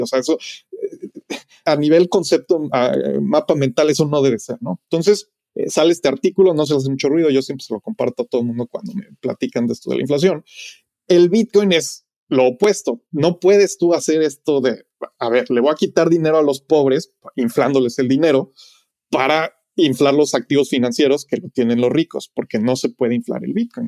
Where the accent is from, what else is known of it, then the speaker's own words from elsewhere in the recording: Mexico; now in Los Angeles, United States; Yo como mexicano viviendo en Los Ángeles